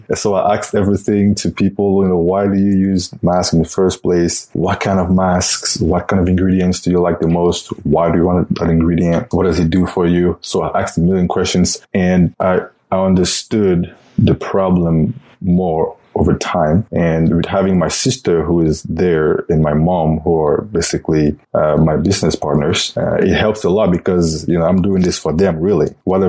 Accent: Cameroon; English is a second language; moved away as an adult; also born or lived in Belgium; now in United States; Well, I'm from Cameroon in Africa. Actually, I was born in Belgium.

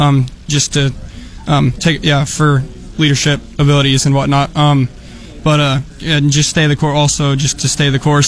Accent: Grant, Nebraska, United States; I come from Grant, Nebraska, and come from a farm background as well, and hope to return there

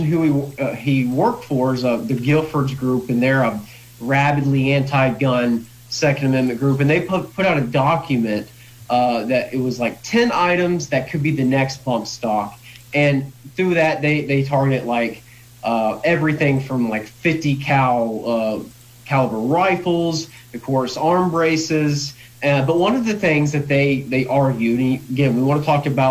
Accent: the South, United States; also born or lived in Lynchburg, Virginia; I grew up in the South, and it had a strong gun culture

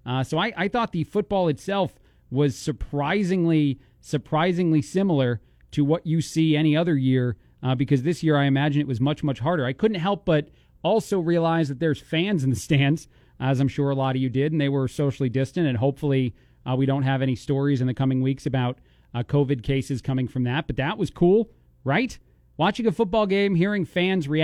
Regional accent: East Coast, United States; now in Bloomington, United States; being from the East Coast

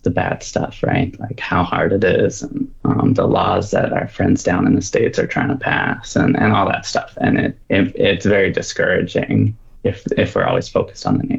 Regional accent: Southern Alberta, Canada; moved away as an adult; also born or lived in Calgary, Alberta; now in Fort McMurray, Canada; I was born in Calgary, grew up in Southern Alberta, been in Fort Mac for 9 years now, moved here after university

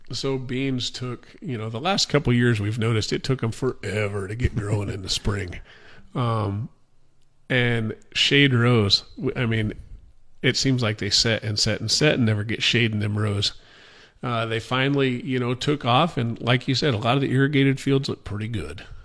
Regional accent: Guide Rock, Nebraska, United States; I grew up on our, our family farm at Guide Rock, Nebraska

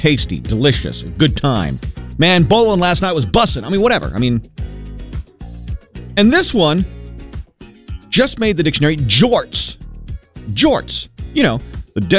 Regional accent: Maine, United States; Growing up in Maine, there was a word, mucka

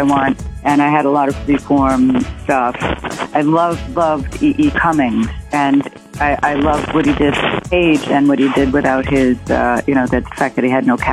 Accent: New York City, New York, United States; also born or lived in Santa Monica, California; I was born in Santa Monica, but came to New York City when I was 2.5 and have lived in Manhattan ever since

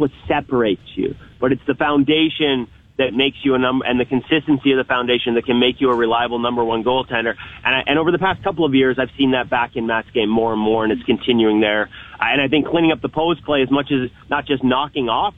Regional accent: Vancouver, British Columbia, Canada; I'm from Vancouver

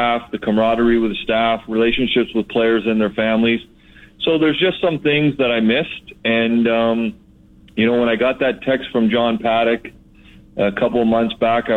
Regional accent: Toronto, Ontario, Canada; growing up in the Toronto area

